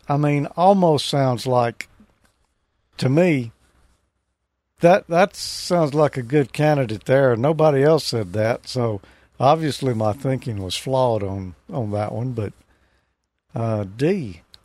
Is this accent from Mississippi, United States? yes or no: yes; Mississippi, United States; I'm from Mississippi.